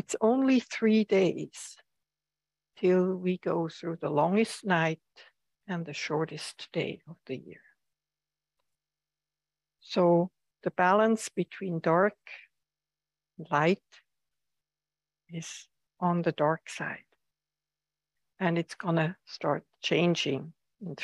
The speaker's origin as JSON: {"language": "English", "country": "Switzerland", "tie": "born or raised there", "moved": "yes", "lives_now": "United States", "said": "I come from Switzerland, where the seasons are very pronounced, or have been very pronounced"}